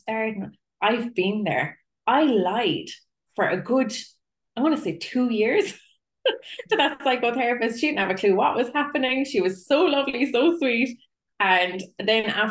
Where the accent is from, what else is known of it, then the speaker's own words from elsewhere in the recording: Cork, Munster, Ireland; I'm a psychotherapist from Cork in Ireland